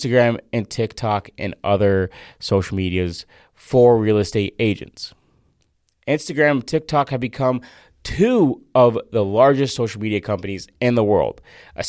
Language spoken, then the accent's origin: English; Fort Myers, Florida, United States; moved away; Fort Myers, Florida, which is my hometown